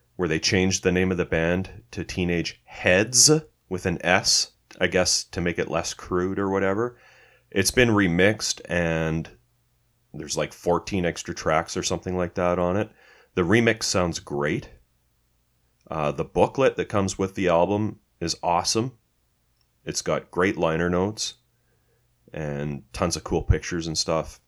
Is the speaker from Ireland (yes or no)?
no; Canada; we're Canadian